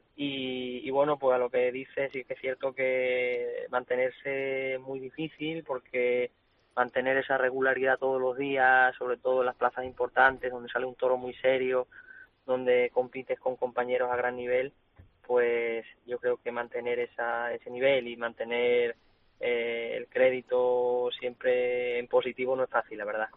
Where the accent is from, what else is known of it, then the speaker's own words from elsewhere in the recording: Cáceres, Extremadura, Spain; also born or lived in Sanlúcar; Es mi tierra, es la plaza y la ciudad en la que vivo, en la que vivo. Bueno, estoy en Sanlúcar porque entreno aquí, pero mi, tierra es Cáceres